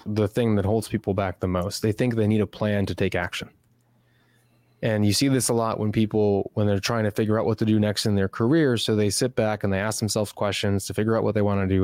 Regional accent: Chicago, Illinois, United States; moved away as an adult; now in Austin, United States; I'm originally from Chicago, Illinois, spent my whole life there, moved to Austin, Texas

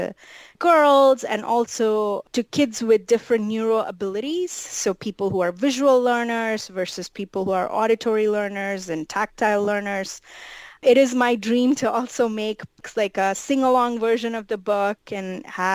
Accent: India; moved away; I grew up in India

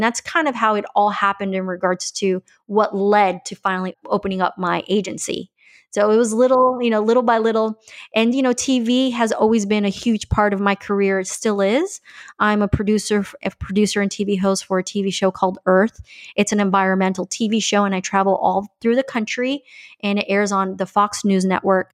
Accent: Colombia; now in Miami, United States; I'm originally from Columbia, so I'm bilingual.

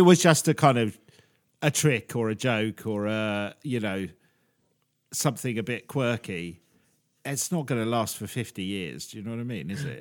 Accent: England, United Kingdom; us English

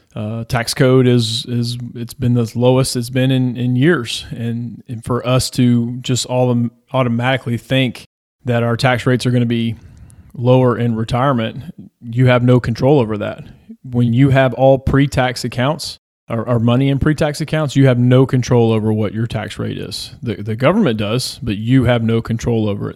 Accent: Georgia, United States; I'm from Georgia

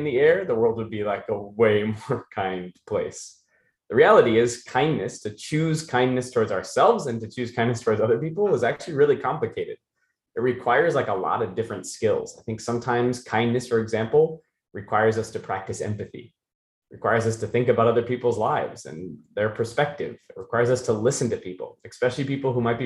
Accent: Issaquah, Snohomish, Washington, United States; also born or lived in Maine; We got to Seattle. I grew up in a little town called Issaquah.

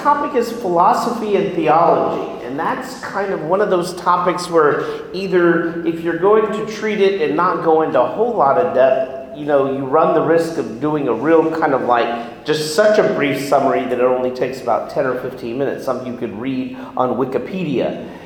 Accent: Houston, Texas, United States; I grew up in Houston, very devout family

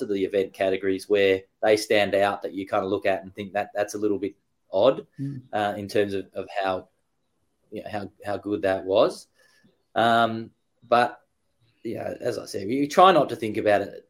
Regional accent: Frankston, Victoria, Australia; I'm from Australia, born in Frankston

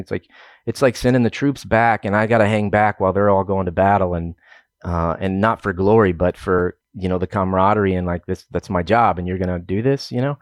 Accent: Oklahoma, United States; moved away as an adult; also born or lived in Southern New Mexico / Southern California / Eastern Montana / Southern Illinois; I'm originally from Oklahoma

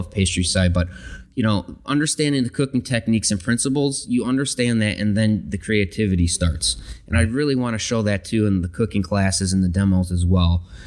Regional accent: Chicago, Illinois, United States; moved away; I'm originally from Chicago. Grew up in a big Italian family

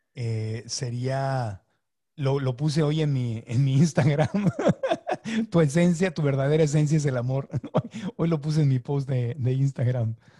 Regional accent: Sonora, Mexico; crecí en Sonora

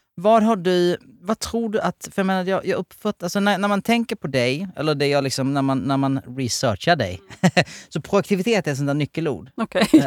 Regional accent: Helsingborg, Skåne, Sweden; jag är född i Helsingborg, alltså i området

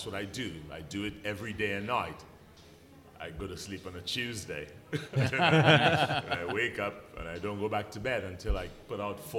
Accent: England, United Kingdom; now in Brooklyn, United States; I'm an English artist living in Bed-Stuy, Brooklyn.

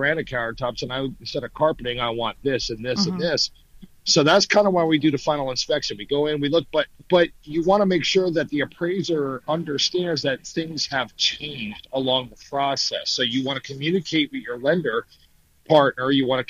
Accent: New Jersey, United States; moved away; I'm from New Jersey, so I know how expensive things are up in the Northeast

